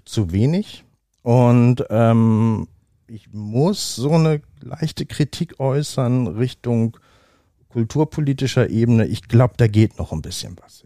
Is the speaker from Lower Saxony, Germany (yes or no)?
yes; Oldenburg, Lower Saxony, Germany; moved away as an adult; now in Hamburg, Germany; Wie gesagt, ich bin hier geboren. Ich bin hier nicht immer gewesen. Ich bin in Oldenburg aufgewachsen.